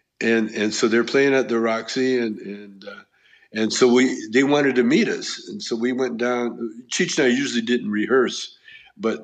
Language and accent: English; Canada; moved away; I grew up in Canada and my dad is Chinese. My mother is white